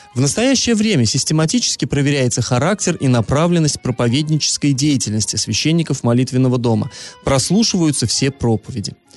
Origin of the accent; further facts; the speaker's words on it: Iriklinsky / Iriklinskoye Reservoir, Orenburg Oblast, Russia; moved away; Реклинск, на Реклинское водохранилище, на малую родину свою